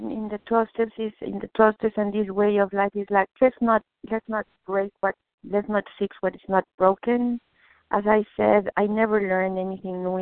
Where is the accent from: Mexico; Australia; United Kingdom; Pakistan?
Mexico; now in Boston, United States; I was born in Mexico, but I live in Boston.